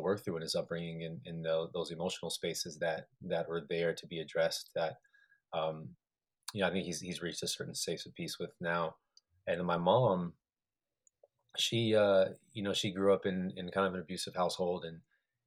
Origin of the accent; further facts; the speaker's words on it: Colorado, United States; also born or lived in New Mexico; I was born in New Mexico, was there for a couple of years, then grew up in Colorado